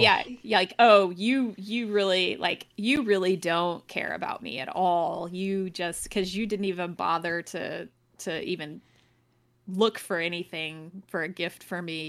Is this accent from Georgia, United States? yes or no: yes; Athens, Georgia, United States; I went to U G A, but I also, I grew up in Athens, which is where U G A is.